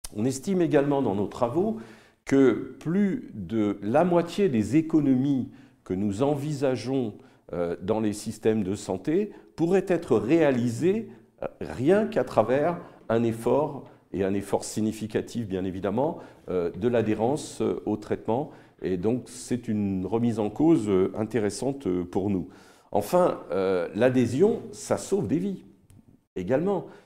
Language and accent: French; France; quand on est français